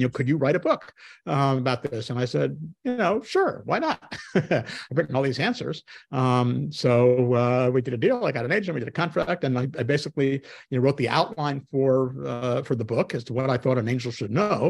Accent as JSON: {"language": "English", "town": "New York City", "region": "New York", "country": "United States", "said": "I'm a New Yorker"}